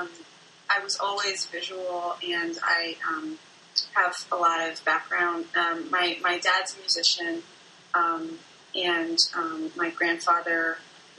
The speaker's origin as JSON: {"language": "English", "area": "D.C.", "region": "Maryland", "country": "United States", "tie": "born or raised there", "also_born_or_lived": "Bloomington-Normal, Illinois", "moved": "as an adult", "lives_now": "Chicago, United States", "said": "I grew up in Maryland, outside of Washington, D.C., and came to Chicago to go to school."}